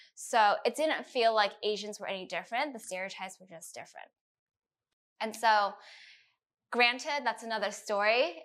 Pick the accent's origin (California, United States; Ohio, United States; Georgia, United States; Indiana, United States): California, United States; San Francisco; moved away as an adult; also born or lived in New York City; now in Los Angeles, United States; I currently live in Los Angeles and born to the beautiful city of San Francisco